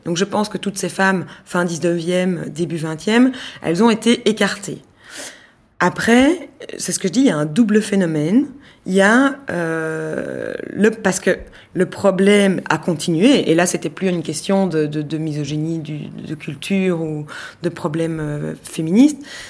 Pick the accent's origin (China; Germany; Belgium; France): Belgium; en tant que Belge